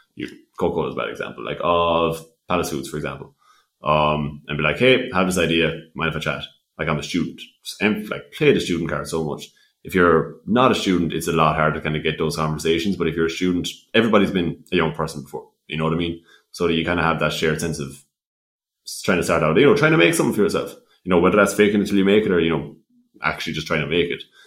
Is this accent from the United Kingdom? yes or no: no; West Limerick, Munster, Ireland; I'm from West Limerick, but I had to commute up to Dublin very frequently